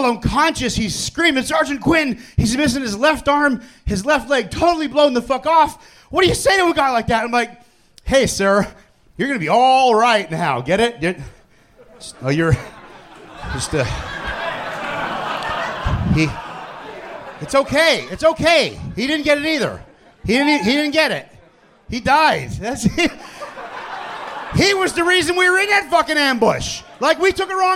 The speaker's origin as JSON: {"language": "English", "town": "Minersville", "region": "Pennsylvania", "country": "United States", "said": "from Minersville, Pennsylvania"}